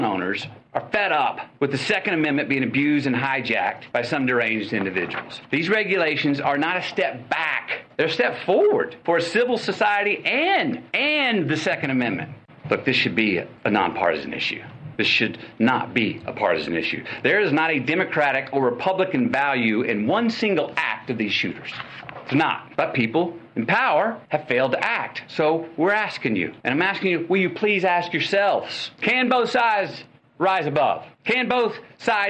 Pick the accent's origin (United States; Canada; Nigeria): United States; Uvalde, Texas; my hometown, Uvalde